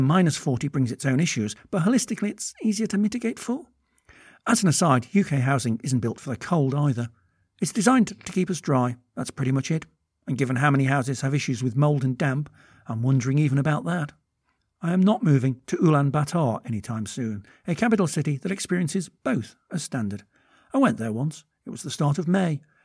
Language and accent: English; United Kingdom; I'm British